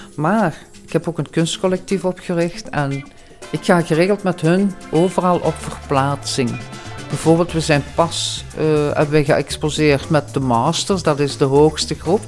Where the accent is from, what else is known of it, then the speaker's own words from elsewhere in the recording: Diepenbeek, Flanders, Belgium; Ik kom uit Diepenbeek